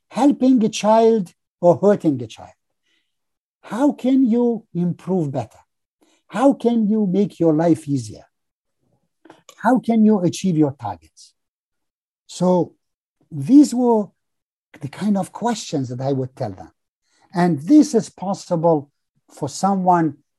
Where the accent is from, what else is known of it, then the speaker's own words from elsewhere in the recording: Tajikistan; moved away as an adult; now in Canada; I'm Canadian, but I'm also Tajik Canadian. I have lived and grown there